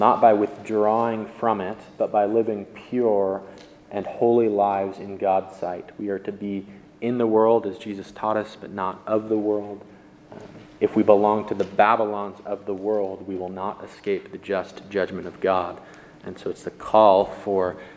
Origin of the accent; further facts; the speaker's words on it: United States; as Christians in America, we are American